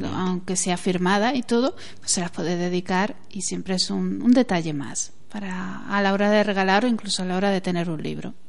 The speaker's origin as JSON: {"language": "Spanish", "country": "Spain", "said": "los españoles llegamos"}